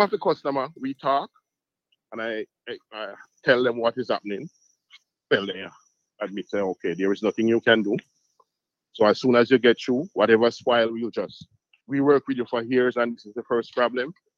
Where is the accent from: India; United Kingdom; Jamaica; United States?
Jamaica; Montego Bay, Saint James; also born or lived in Cayman Islands; I'm from Montego Bay here